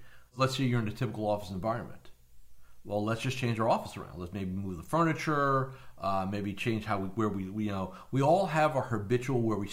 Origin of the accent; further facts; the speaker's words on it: New Jersey, United States; moved away as an adult; now in Florida, United States; I was born and raised in New Jersey up until 20-some-odd years ago.